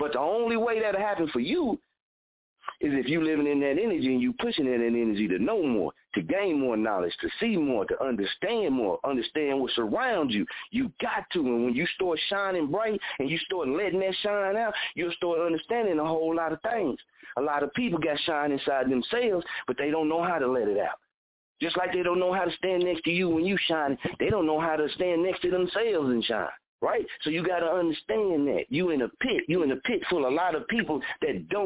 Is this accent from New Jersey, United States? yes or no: no; Muskogee, Oklahoma, United States; this is my hometown